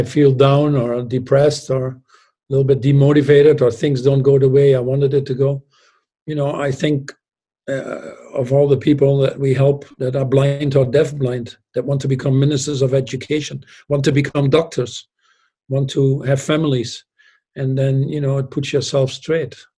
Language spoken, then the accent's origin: English; Netherlands; moved away as an adult; also born or lived in Newcastle; I was born in the Netherlands, I had a toilet at home